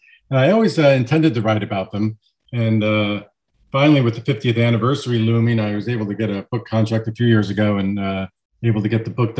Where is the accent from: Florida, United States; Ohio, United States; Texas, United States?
Florida, United States; Miami; now in Western Massachusetts, United States; I grew up in Miami, and I was a 9-year-old kid in 1972.